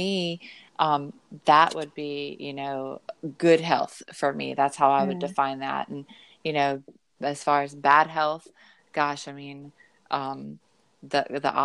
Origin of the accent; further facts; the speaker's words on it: the South, United States; growing up in the South, I was mostly raised by my grandmother